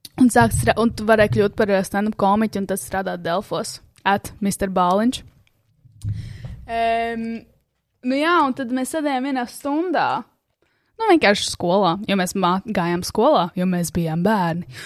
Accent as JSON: {"language": "Latvian", "town": "Sigulda", "region": "Sigulda Municipality", "country": "Latvia", "tie": "born or raised there", "said": "manā dzimtajā zemē, Siguldā. Šis ir maģiskais ķēzers, skats, kur mēs pavadījām diezgan daudz laika bērnībā."}